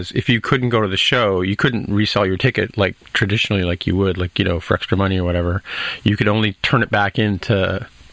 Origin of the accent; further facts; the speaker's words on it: Canada; as a Canadian